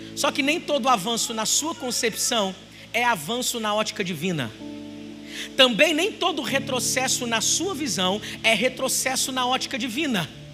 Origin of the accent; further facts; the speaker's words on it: Duque de Caxias, Rio de Janeiro, Brazil; Eu sou de Xerém. Eu sou vizinho do …